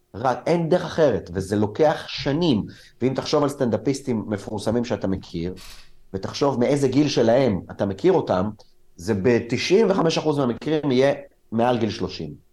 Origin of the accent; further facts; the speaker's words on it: Israel; also born or lived in Soviet Union (born there); החברים שלי היו חברים ישראלים, גדלתי בסביבה ישראלית